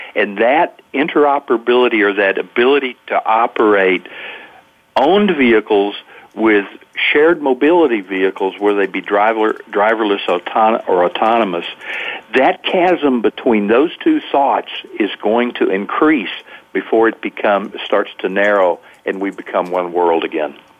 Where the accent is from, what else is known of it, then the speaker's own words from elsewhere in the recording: the South, United States; I'm from the South